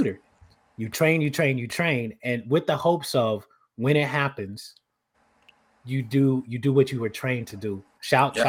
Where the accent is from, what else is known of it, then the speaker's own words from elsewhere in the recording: United States; I'm from Carolina